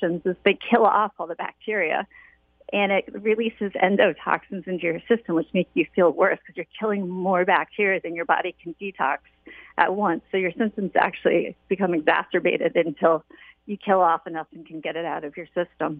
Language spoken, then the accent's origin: English; Waterford, Connecticut, United States; I was born and raised in Waterford